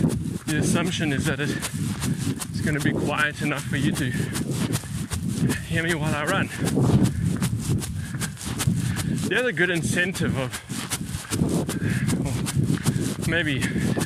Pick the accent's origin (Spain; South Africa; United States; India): South Africa; moved away; I am from South Africa